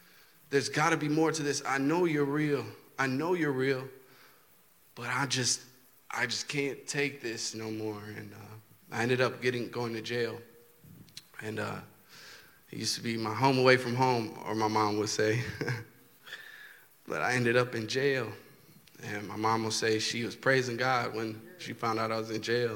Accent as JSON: {"language": "English", "town": "Milwaukee", "region": "Wisconsin", "country": "United States", "said": "from Milwaukee"}